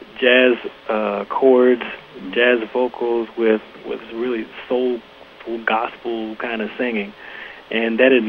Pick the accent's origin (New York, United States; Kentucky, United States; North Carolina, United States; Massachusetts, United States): New York, United States; Buffalo; we grew up together in Buffalo, New York.